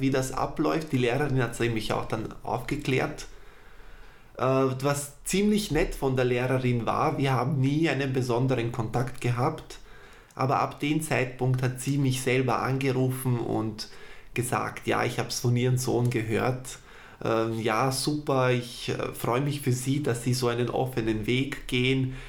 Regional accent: Vienna, Austria; Ich bin in Wien geboren und aufgewachsen, habe Wurzeln aus dem Balkan.

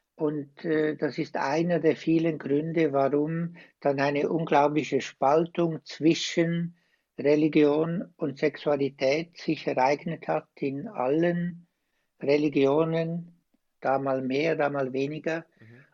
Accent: Switzerland; accent: Swiss; now in Osnabrück, Germany; Ich bin ein Schweizer, wie ihr alle hört

